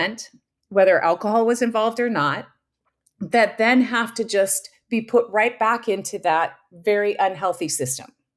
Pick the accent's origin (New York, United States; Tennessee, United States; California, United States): California, United States; Southern; now in Minnesota, United States; we grew up in Southern California, too